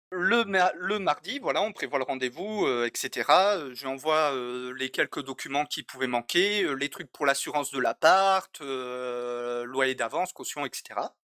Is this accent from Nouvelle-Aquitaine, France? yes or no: yes; French Basque Country, Nouvelle-Aquitaine, France; moved away as an adult; je suis natif du Pays Basque